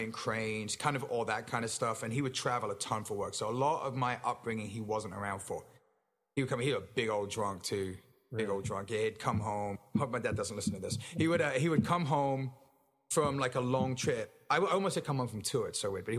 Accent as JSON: {"language": "English", "town": "Kingston upon Thames", "region": "London", "country": "United Kingdom", "tie": "born or raised there", "said": "I was born in Kingston, Surrey, and I grew up kind of within you know, a stone's throw"}